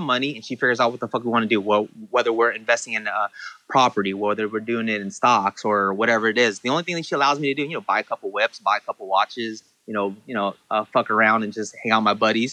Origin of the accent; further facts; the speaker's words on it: Santa Ana, California, United States; growing up in Santa Ana, I'm Vietnamese